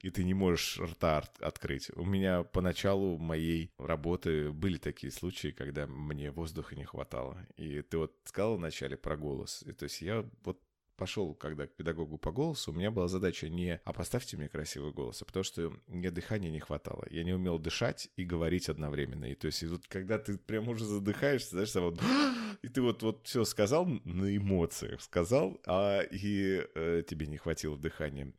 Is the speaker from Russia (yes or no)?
yes; Omsk, Omsk Oblast, Russia; я сам сибиряк, и я родился в Омске